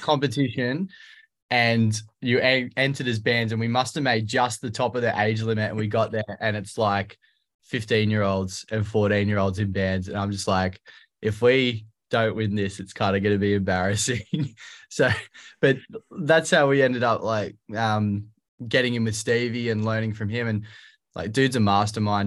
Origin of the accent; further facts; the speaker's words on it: Australia; I'm the singer from Aussie pop punk band …